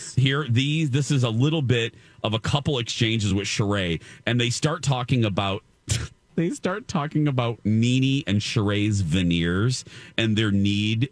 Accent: Indiana, United States; moved away; my home state of Indiana

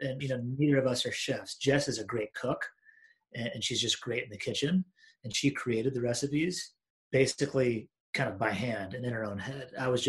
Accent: Washington, United States; moved away as an adult; also born or lived in Iowa / Kansas City / Chicago; now in Minneapolis, United States; I was born in Iowa, and then I grew up in Washington State. So I spent basically sixth grade until I graduated high school in Washington State, then went to college at the University of Kansas, lived in KC for just under 4 years after school, moved to Chicago

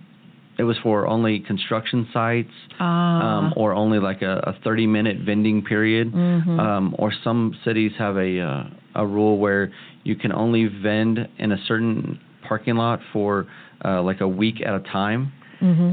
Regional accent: Kansas City, United States; I grew up here in Kansas City and, you know, by Polish Hill

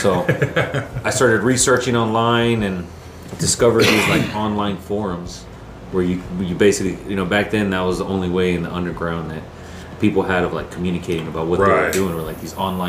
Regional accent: Arlington, Texas, United States; moved away; We're born and raised in Dallas-Fort Worth Metroplex.

